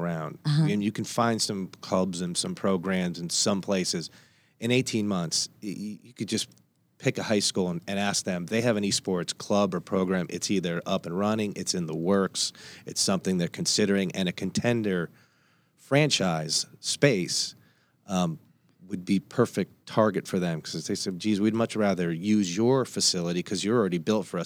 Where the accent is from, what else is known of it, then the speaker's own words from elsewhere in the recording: Northeast, United States; I come from the Northeast